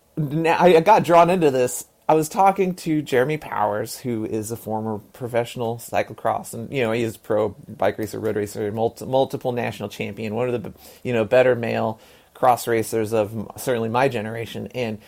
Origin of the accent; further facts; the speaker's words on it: Texas, United States; born there; I was born in Texas. My dad was born in Piggott, Arkansas, in eastern Arkansas.